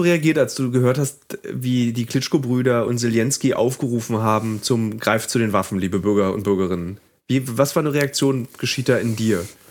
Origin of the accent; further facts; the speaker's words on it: Germany; wir als Deutsche